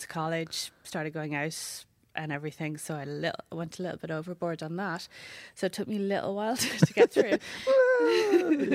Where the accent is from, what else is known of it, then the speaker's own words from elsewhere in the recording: Wexford, Leinster, Ireland; I'm from Waxford